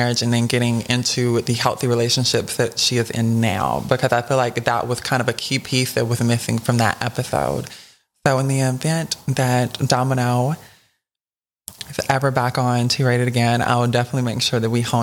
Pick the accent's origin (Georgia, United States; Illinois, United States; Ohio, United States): Georgia, United States; South; I'm from South Georgia as well